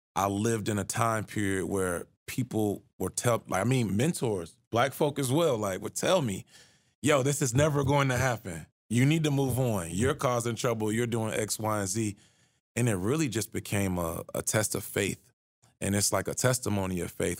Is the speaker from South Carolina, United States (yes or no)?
no; Atlanta, Georgia, United States; moved away as an adult; now in Charlottesville, United States; where I grew up in Atlanta